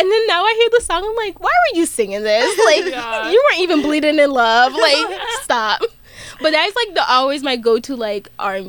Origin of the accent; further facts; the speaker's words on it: Jamaica; My favorite music, I would say, is reggae. So, because I'm Jamaican, so I grew up on that a lot.